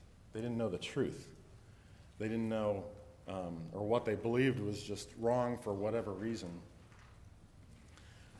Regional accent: Lima, Ohio, United States; I grew up in Western Ohio, just up here. I was born in Lima, not too far away.

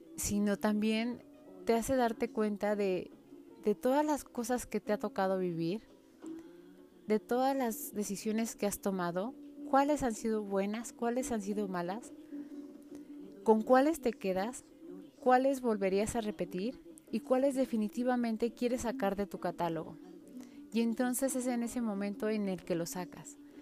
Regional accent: Mexico City, Mexico; en la Ciudad de México no andamos con short ni con camiseta

